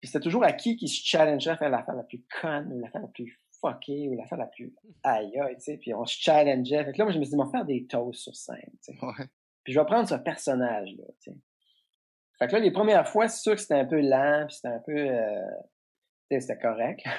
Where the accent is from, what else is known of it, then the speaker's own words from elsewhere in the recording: Trois-Pistoles, Quebec, Canada; la genèse de ça, c'est que moi, je viens de la campagne. {S3} Euh, {S2} je viens de Trois-Pistoles.